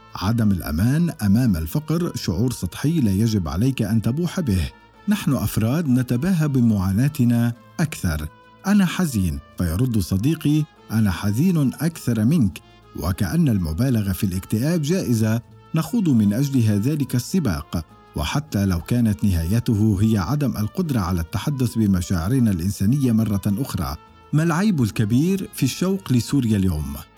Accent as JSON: {"language": "Arabic", "country": "Syria", "moved": "as an adult"}